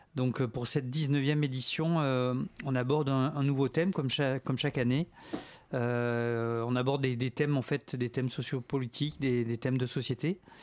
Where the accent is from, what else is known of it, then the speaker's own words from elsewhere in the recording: Marseille, Provence-Alpes-Côte d'Azur, France; moved away as an adult; now in Paris, France; je suis né à Marseille